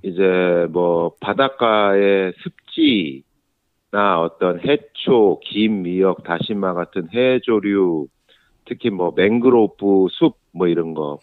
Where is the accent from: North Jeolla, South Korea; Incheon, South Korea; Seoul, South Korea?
Seoul, South Korea; now in Gyeonggi Province, South Korea; 서울 사람이 서울에 서울 아이가 이제 경기도로 이제 학교를 왔다 갔다 하다 보니까